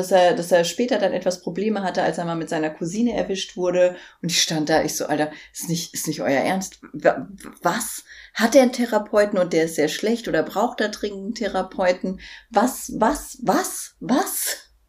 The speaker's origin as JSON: {"language": "German", "region": "Berlin", "country": "Germany", "said": "Ich komme aus Berlin XY."}